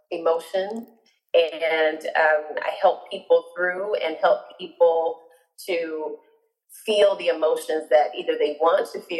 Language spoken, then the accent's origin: English; Orlando, Florida, United States; I'm actually from Orlando, Florida, born, raised, and educated, as I tell everyone. Um, my family, my parents are, are were born in Georgia, but migrated down to Orlando um, before I was born.